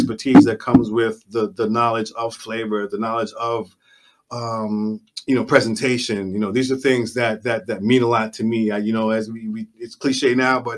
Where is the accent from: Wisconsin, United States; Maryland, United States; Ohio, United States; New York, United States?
New York, United States; New York City; moved away as an adult; also born or lived in Jamaica; now in South Florida, United States; I'm from Jamaica, born in Jamaica, raised in the Bronx